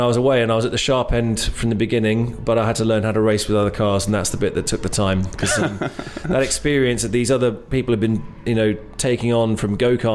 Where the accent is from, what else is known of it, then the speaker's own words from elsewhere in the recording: England, United Kingdom; moved away; also born or lived in Ojai, California; I was born in England, went back there when I was 10